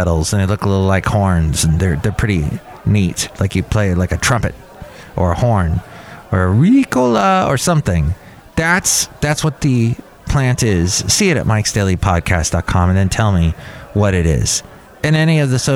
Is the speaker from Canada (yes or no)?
yes; Canada; I'm Canadian